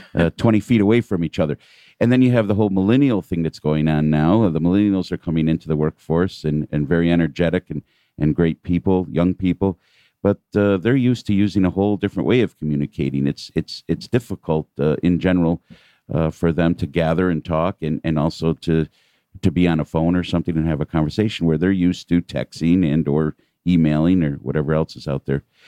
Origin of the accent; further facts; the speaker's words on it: New York City, New York, United States; moved away as an adult; now in Atlanta, United States; being a New Yorker, we tend to think, uh, us New Yorkers